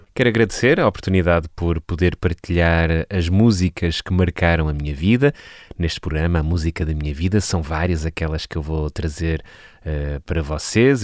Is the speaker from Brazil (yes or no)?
no; Vila Nova de Gaia, Norte, Portugal; nasci numa pequena freguesia no Conselho de Vila Nova de Gaia, freguesia de Avintes